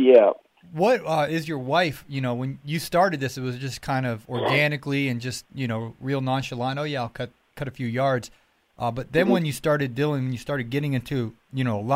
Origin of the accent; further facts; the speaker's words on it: Ohio, United States; now in Georgia, United States; my home state of Ohio